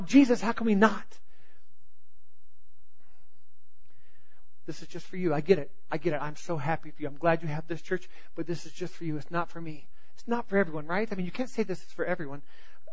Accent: the South, United States; I grew up in the South, and I grew up in a Christian home

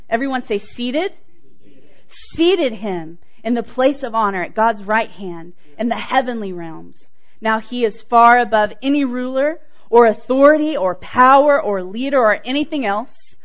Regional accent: Houston, Texas, United States; moved away; I grew up in Texas know if you can tell. grew up in Texas, didn't grow up here. I grew up in Houston area

